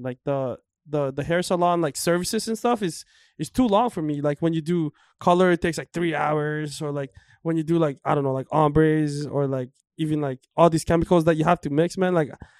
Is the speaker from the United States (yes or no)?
no; Oakville, Ontario, Canada; I grew up in Oakville, right?